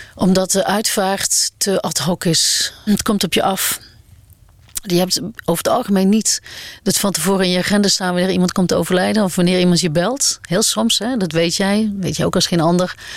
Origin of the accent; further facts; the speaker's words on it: Aarle-Rixtel, North Brabant, Netherlands; accent: Brabantian; moved away; also born or lived in Amsterdam; ben geboren en getogen in eh, Alerikstel